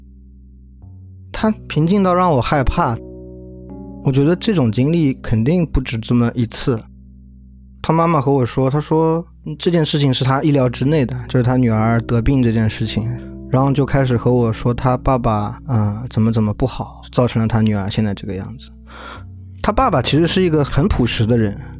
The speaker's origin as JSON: {"language": "Chinese", "region": "Zhejiang", "country": "China", "tie": "born or raised there", "said": "我们老家有一家在浙江省都特别有名的心理医院"}